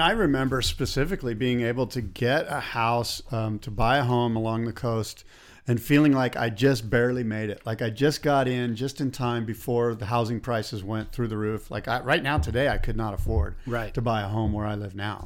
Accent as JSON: {"language": "English", "town": "San Diego", "region": "California", "country": "United States", "tie": "born or raised there", "said": "growing up in San Diego and being a Padres fan"}